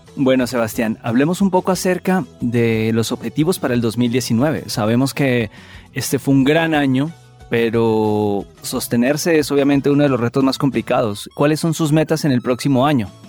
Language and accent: Spanish; Paipa, Boyacá, Colombia; yo soy de Paipa también uno cuando niño en esas calles de Paipa, uno vivía muchísimas cosas